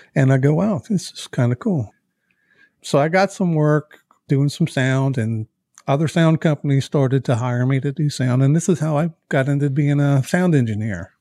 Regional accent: Baltimore, Maryland, United States; moved away; also born or lived in Nashville; I'm from Baltimore, Maryland

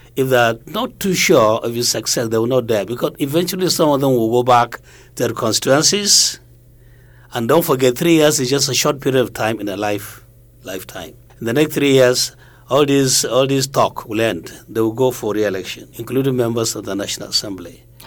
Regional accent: Kano, Kano State, Nigeria; I'm from Kano City

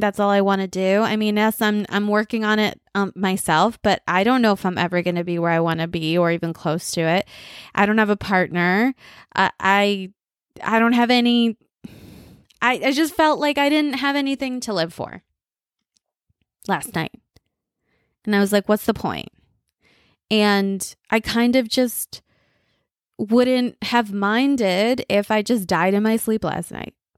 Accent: United States; first language Bengali; I'm the most American American you'll ever meet. And because I am, you know, born of immigrants

